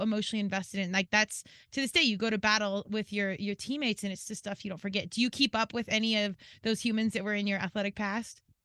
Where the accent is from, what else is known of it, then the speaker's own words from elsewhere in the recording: Colorado, United States; moved away as an adult; also born or lived in Virginia; I was from Colorado and went out east to George Mason in Virginia